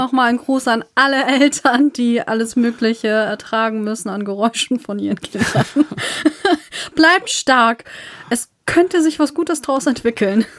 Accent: Northern Germany, Germany; accent: northern; wir kommen aus dem Norden.

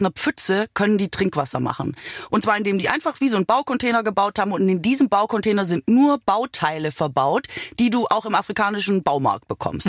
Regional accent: Swabia, Germany; now in Berlin, Germany; Ich bin ja Schwäbin

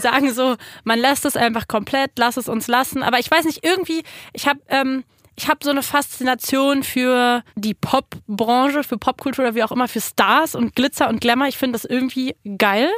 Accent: Berlin, Germany; ich komme aus Kreuzberg

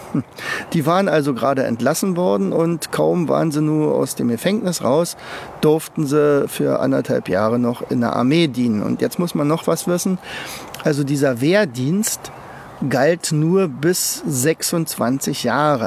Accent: Germany; ich komme ja aus der DDR

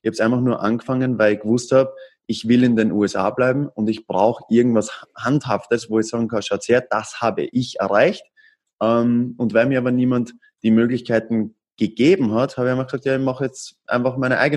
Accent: Austria; now in United States; Ich bin ursprünglich aus Österreich und bin 2014 nach Amerika ausgewandert.

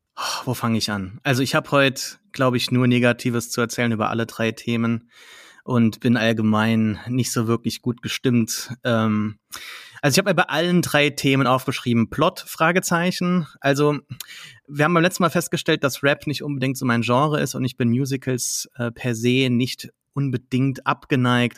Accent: Saarlouis, Saarland, Germany; meine Heimatstadt ein früheres, äh, ne, kein Schloss war, aber eine Festung

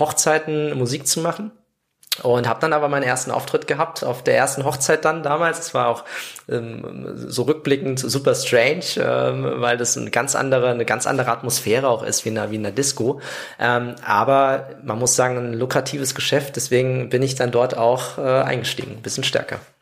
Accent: Saarland, Germany; moved away; ich komme ja aus dem Saarland

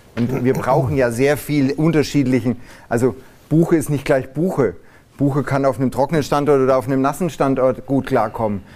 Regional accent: Rothenburg ob der Tauber, Bavaria, Germany; ich bin groß geworden am Taubertalhang.

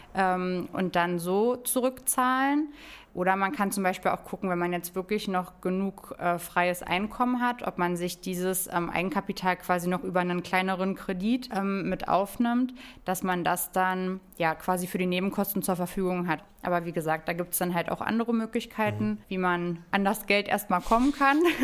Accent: Hönow, Brandenburg, Germany; ich komme ja ähm, aus Hönow, also das ist so ne direkt neben Berlin.

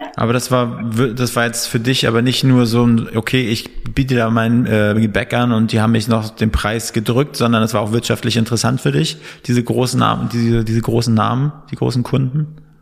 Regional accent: Northern Germany, Germany; moved away as an adult; now in Berlin, Germany

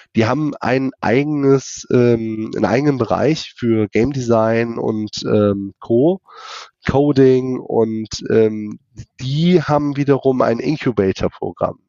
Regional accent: Germany; bei uns in Deutschland

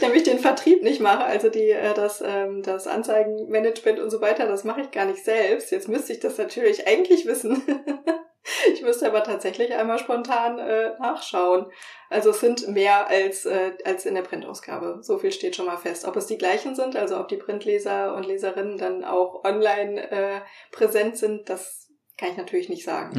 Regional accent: Franconia, Bavaria, Germany; moved away; also born or lived in northern Germany; ich bin in Franken aufgewachsen

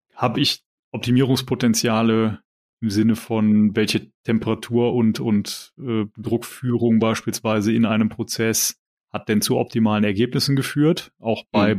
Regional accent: Rhineland, Germany; als Rheinländer

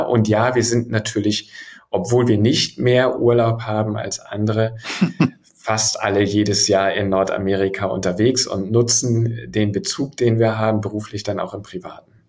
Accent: Hamburg, Germany; als gebürtiger Hamburger schlägt mein Herz schwarz-weiß-blau

